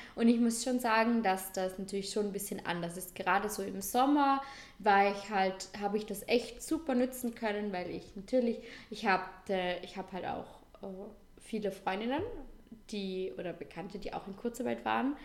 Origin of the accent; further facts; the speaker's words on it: Vorarlberg, Austria; bei uns in Vorarlberg